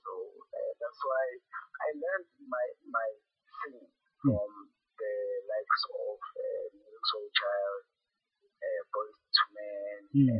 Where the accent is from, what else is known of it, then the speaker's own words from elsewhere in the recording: Soweto, Gauteng, South Africa; I'm born and bred in Soweto, Mbeni, National Park, which is also still in Soweto. And yeah, I'm a product of Soweto.